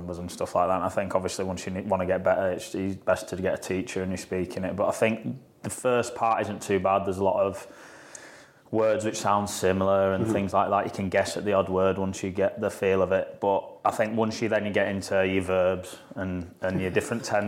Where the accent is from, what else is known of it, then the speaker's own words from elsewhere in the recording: Yorkshire and the Humber, United Kingdom; accent: Yorkshire; my Yorkshire accent